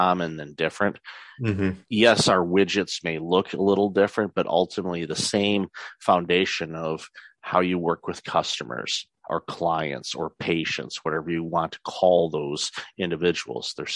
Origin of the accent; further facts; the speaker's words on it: Detroit, Michigan, United States; moved away as an adult; now in Canada; I'm originally from the Metro Detroit area and lived there for the first quarter century of my life